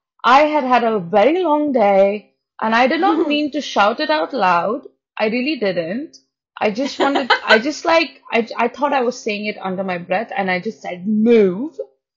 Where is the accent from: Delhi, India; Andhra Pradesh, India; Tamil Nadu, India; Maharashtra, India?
Maharashtra, India; Pune; English is a second language; now in London, United Kingdom; because I came from Pune in India, and it's so populated that London seems like, all right, there are people.